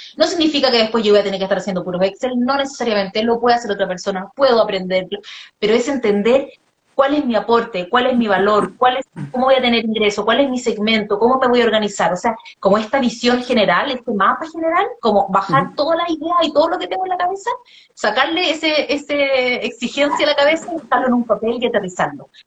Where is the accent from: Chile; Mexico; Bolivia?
Chile; Viña del Mar, Valparaíso; yo soy de Viña